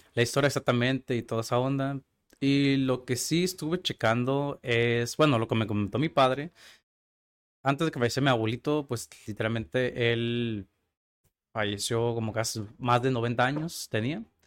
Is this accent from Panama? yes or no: no; Tijuana, Baja California, Mexico; Yo nací aquí en Tijuana, Baja California. Soy totalmente tijuanense, totalmente mexicano